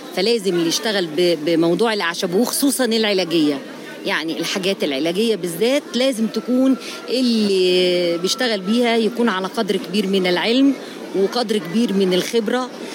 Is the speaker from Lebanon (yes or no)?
no; Egypt; عندنا في مصر